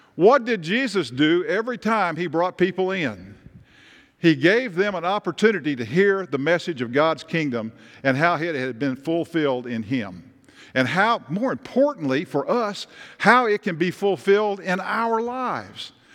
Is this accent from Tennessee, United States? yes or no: yes; Tennessee, United States; moved away; I come from Tennessee and, and Nick comes from Kentucky, and I grew up walking and talking and fishing and hunting